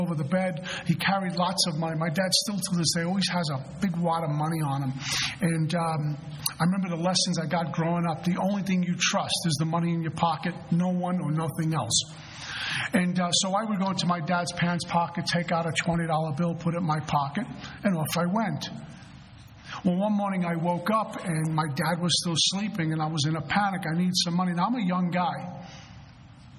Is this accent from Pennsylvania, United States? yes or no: no; New York City, New York, United States; moved away; also born or lived in New Jersey / South Florida / Colorado; I'm originally from Brooklyn, New York